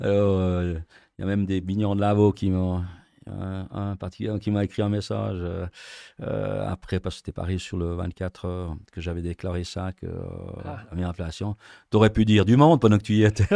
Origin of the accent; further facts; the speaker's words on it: Switzerland; on est Suisse